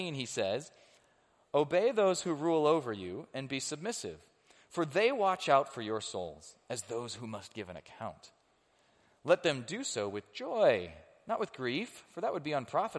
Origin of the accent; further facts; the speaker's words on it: United States; I am an American